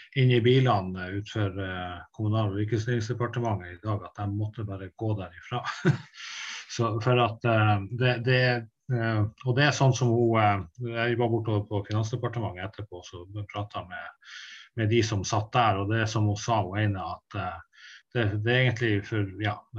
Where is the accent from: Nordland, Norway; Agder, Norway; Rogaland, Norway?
Nordland, Norway; Tysfjord; Jeg er fra Tysfjorden